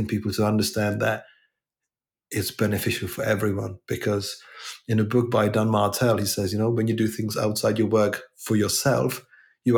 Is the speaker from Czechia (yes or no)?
yes; Czechia; now in England, United Kingdom; I'm originally from Czech Republic